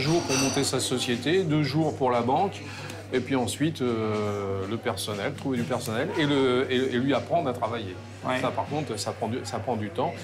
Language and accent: French; France; moved away as an adult; now in Sochi, Russia; je suis français